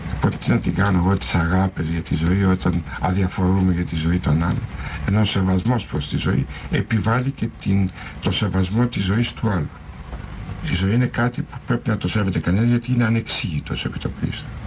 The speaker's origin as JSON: {"language": "Greek", "country": "Greece", "said": "σαν Έλληνας πολίτης"}